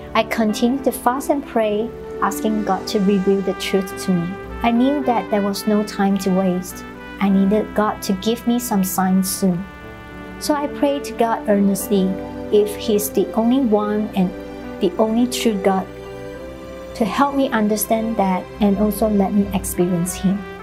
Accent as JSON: {"language": "English", "country": "Malaysia", "tie": "born or raised there", "also_born_or_lived": "Arkansas, United States", "moved": "as an adult", "lives_now": "Austin, United States", "said": "I am originally from Malaysia. I came here to study"}